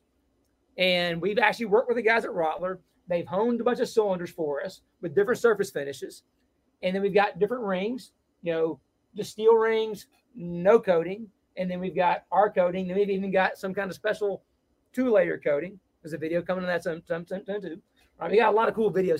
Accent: Mississippi, United States; I'm from Mississippi

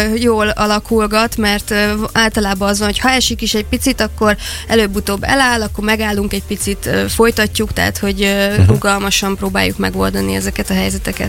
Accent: Szeged, Csongrád-Csanád, Hungary; a szülővárosom felé fordultam

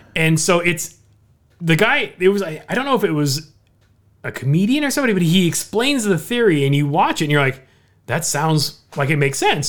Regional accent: Orange County, California, United States; I'm a lifelong SoCal resident, right? I've, I've born and raised in Orange County.

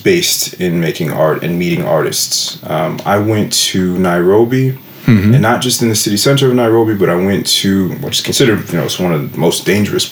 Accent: Kingston, New York, United States; now in Denmark; where I grew up in my hometown was Kingston, New York

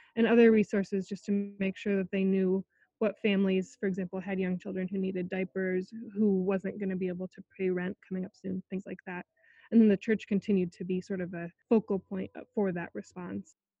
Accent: Iowa, United States; I grew up in Iowa and continue to work in Iowa

